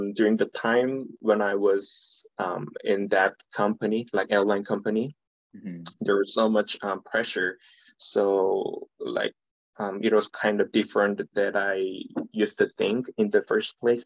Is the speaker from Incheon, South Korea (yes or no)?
no; Seoul, South Korea; from Seoul, South Korea. And I live in Seoul currently